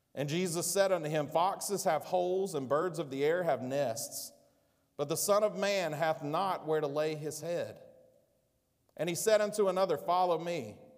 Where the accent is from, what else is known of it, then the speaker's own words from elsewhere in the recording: United States; I'm an American